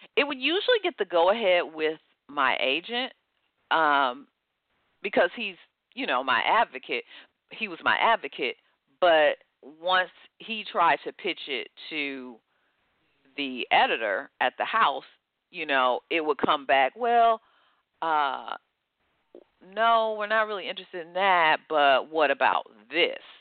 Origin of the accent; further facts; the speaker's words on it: Detroit, Michigan, United States; I grew up in Detroit, Michigan.